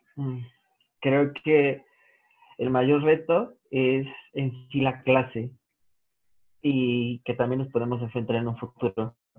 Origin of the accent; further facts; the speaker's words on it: Mexico; como mexicanos